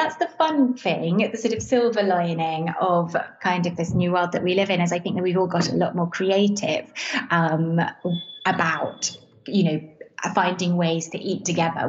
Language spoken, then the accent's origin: English; Venice, Veneto, Italy; also born or lived in England; So I am English, and my family moved to Venice when I was 6 years old. And I grew up here, went to school here, and then went to university in England.